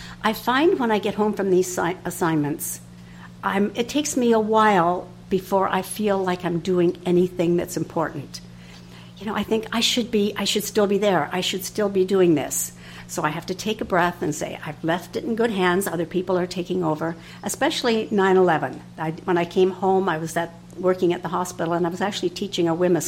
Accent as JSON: {"language": "English", "country": "Canada", "said": "I'm a nurse from Canada"}